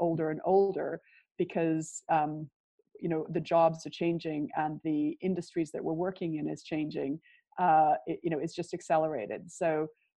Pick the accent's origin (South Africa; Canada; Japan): Canada; Prince George, British Columbia; moved away as an adult; also born or lived in Vancouver, Canada; now in United Kingdom; I grew up in Prince George, which is a lumber town about 500 miles north of Vancouver